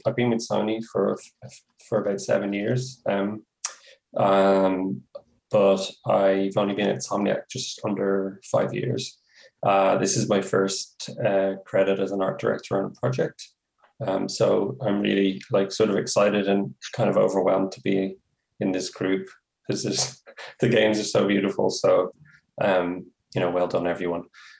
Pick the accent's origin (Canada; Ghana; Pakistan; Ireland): Ireland; moved away; And I've traveled around the world. I'm from Ireland.